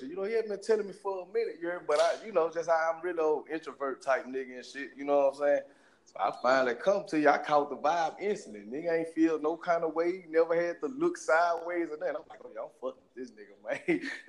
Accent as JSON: {"language": "English", "town": "Shreveport", "region": "Louisiana", "country": "United States", "said": "I'm from Shreveport, Louisiana."}